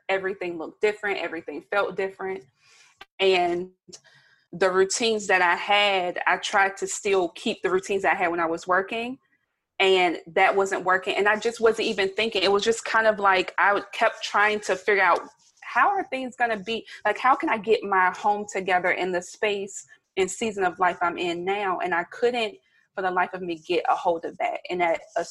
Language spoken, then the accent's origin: English; Bennettsville, South Carolina, United States; now in Baltimore, United States; I am a Southern girl. I'm from Bennettsville, South Carolina, very small town.